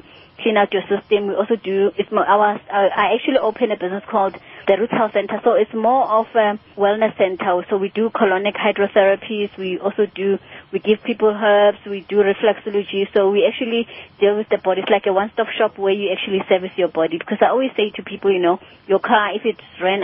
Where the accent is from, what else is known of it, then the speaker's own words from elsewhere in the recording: Soweto, Gauteng, South Africa; I'm from Soweto.